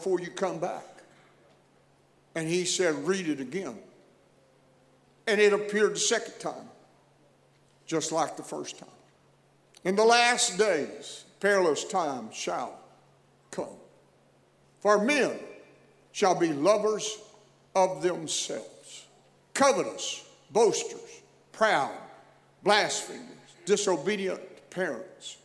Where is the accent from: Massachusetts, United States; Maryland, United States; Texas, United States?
Texas, United States; I'm reminded every place I go, you're from Texas. And I guess there's just really something about my voice and accent that indicates that's where I'm from. I didn't do that intentionally. It's just the product of growing up in that environment